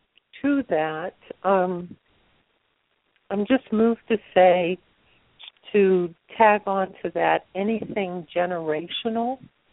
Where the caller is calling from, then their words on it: Florida, United States; Calling from Florida.